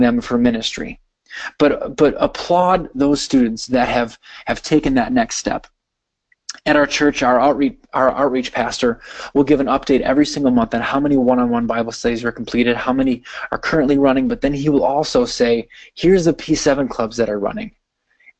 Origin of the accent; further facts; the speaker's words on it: Wisconsin, United States; I'm from Wisconsin, and I live very close to Green Bay, so you can imagine I live in Packer country